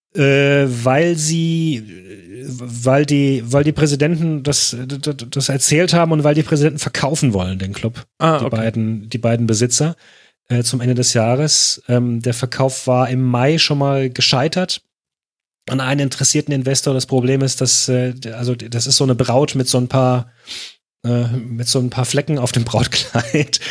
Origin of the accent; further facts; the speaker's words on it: Germany; als Deutscher